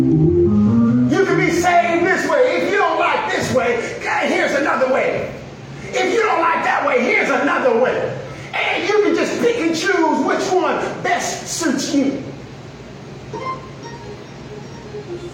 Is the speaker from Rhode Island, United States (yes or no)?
no; Missouri, United States; I'm from Missouri